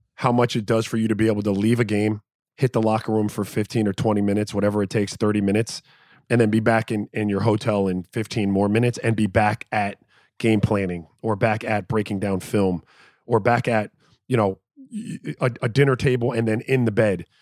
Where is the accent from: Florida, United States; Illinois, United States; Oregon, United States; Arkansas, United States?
Florida, United States; Miami; I'm from Miami